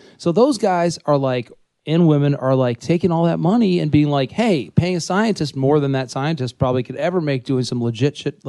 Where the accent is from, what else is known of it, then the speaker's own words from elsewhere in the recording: United States; I'm American.